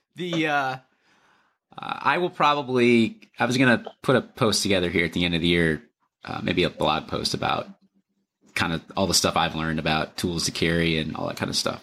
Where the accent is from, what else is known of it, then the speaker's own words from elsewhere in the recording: Lower Michigan, United States; now in Minnesota, United States; I grew up in Lower Michigan